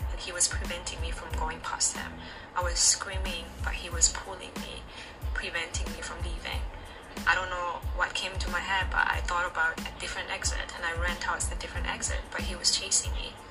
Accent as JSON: {"language": "English", "country": "South Africa", "moved": "yes", "lives_now": "Shanghai, China"}